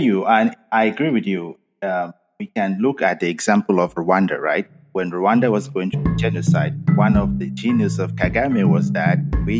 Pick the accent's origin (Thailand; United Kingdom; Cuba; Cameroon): Cameroon; growing up in Cameroon